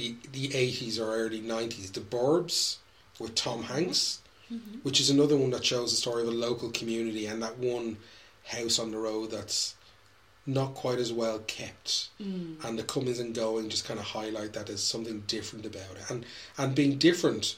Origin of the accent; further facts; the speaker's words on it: Tallaght, Leinster, Ireland; growing up in Tala in the 80s